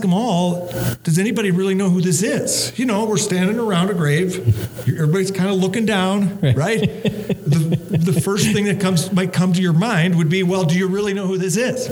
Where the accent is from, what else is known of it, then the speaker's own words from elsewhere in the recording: central Minnesota, United States; moved away as an adult; also born or lived in Tallahassee, Florida / St. Paul, Minnesota; I'm from central Minnesota. John Donaldson played in Bertha, which is 13 miles from my hometown